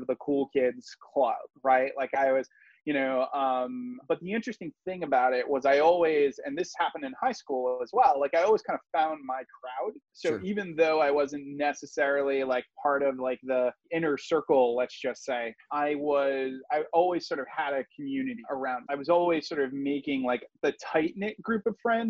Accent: Providence, Rhode Island, United States; I'm originally from Rhode Island. I was living in Providence

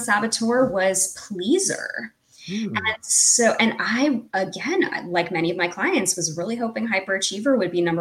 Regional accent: United States; as an American

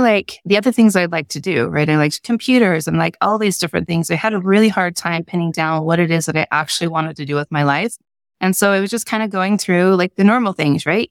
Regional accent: Salt Lake Valley, Utah, United States; I grew up in Utah in Salt Lake Valley

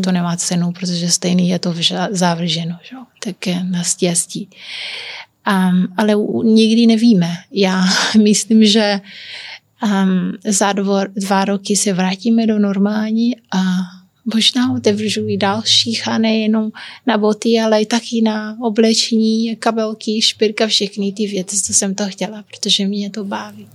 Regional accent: Santiago, Cape Verde; Czech is a second language; moved away as an adult; also born or lived in Liberec, Czech Republic; now in Czech Republic; já jsem se narodila na kaverách, ale já nejsem um, úplně kapverdianka, protože já jsem mix. A i když jsem tam se bydlela od 17 do 17 let

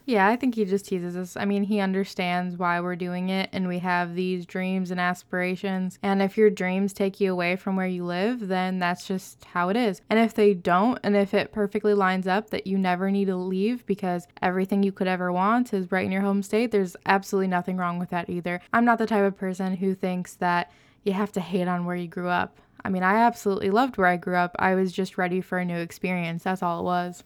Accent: Ohio, United States; moved away as an adult; we both grew up in Ohio

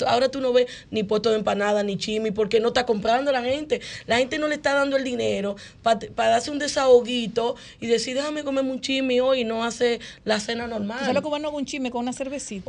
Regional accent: Dominican Republic; somos dominicanos

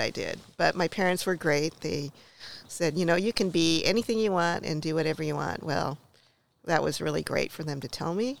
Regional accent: Portland, Oregon, United States; I was born in Oregon, in Portland

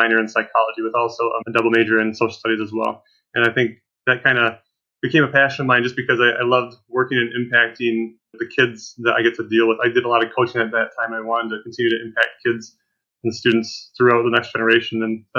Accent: Reese, Michigan, United States; also born or lived in Germany / Louisiana; since my mom and dad were born and raised in Reese, Michigan, they moved back to Reese. And that's kind of where I've stayed since now, I guess.

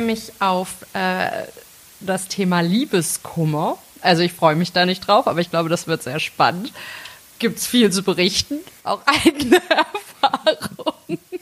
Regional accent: Melsungen, Hesse, Germany; now in Bonn, Germany; ich komme aus äh, Nordhessen, aus Melsung, absolute Lokalpatriotin

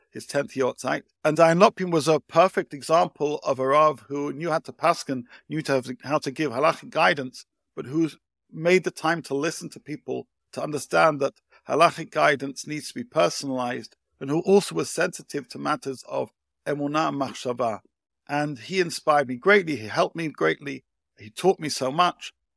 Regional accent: United Kingdom; now in Israel; I grew up in the U K, as you can tell by my accent.

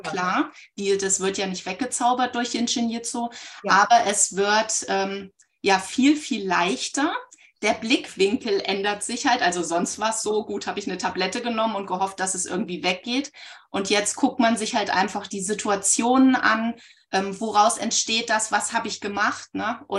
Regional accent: Baunatal, Hesse, Germany; Ich komme aus Nordhessen, aus dem schönen Baunatal und hier ist irgendwie für Jinshin Jitsu ein Vibe-Spot.

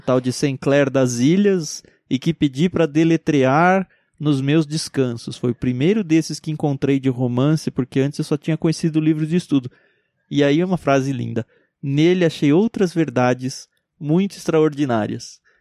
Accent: Brazil

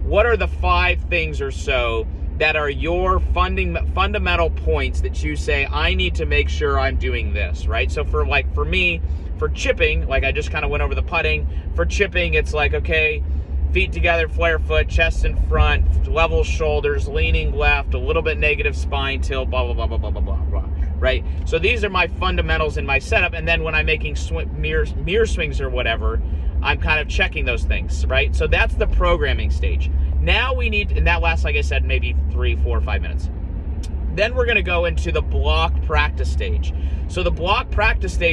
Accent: Columbus, Ohio, United States; moved away; also born or lived in Scottsdale, Arizona; growing up in Columbus, Ohio

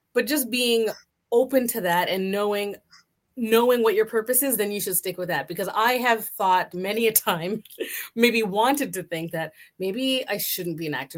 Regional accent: Canada; I'm Canadian

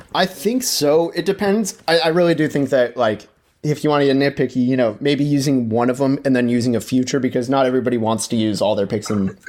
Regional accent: Dallas, Texas, United States; also born or lived in Orlando, Florida; my first memories in my life were at Orlando Magic games, but I moved to Dallas okay. when I was five

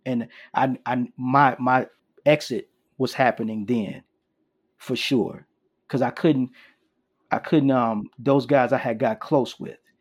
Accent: Chicago, Illinois, United States; I'm originally from Chicago, Illinois

